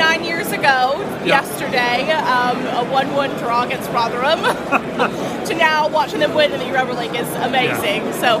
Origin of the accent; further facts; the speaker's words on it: Chicago, Illinois, United States; also born or lived in Charlotte, North Carolina; now in Brighton, United Kingdom; We moved from Charlotte, North Carolina, and I'm originally from Chicago, Illinois.